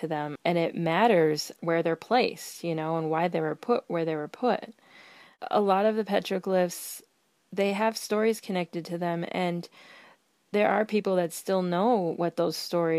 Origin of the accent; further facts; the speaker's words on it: Fallon, Nevada, United States; I'm Fallon Paiute Shoshone from Fallon, Nevada.